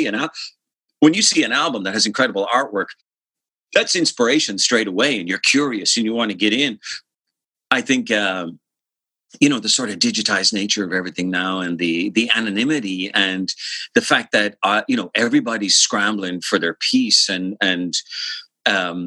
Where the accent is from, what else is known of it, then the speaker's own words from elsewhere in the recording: Dublin, Leinster, Ireland; I grew up in Rathfarnham, like Templeogary in Dublin, and lived in the same house my entire childhood